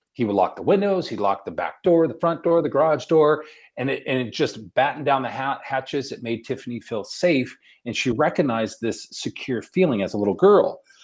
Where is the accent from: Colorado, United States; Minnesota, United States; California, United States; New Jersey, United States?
California, United States; Victorville; also born or lived in Long Beach, California; I grew up in Victorville